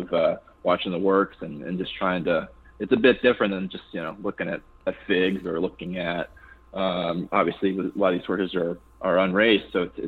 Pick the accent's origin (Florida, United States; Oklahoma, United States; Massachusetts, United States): Massachusetts, United States; No, so that was Western Massachusetts